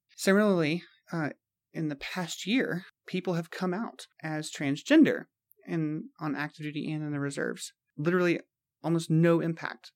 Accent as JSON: {"language": "English", "area": "Mississippi and South Carolina", "region": "Deep South", "country": "United States", "tie": "born or raised there", "said": "growing up in the Deep South, in Mississippi and South Carolina"}